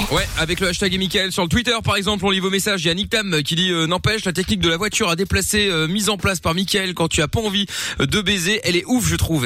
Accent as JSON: {"language": "French", "country": "Belgium", "said": "Je suis belge aussi"}